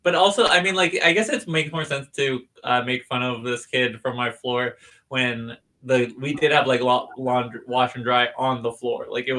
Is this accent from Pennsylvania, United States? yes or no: yes; Pittsburgh, Pennsylvania, United States; if I'm from Pittsburgh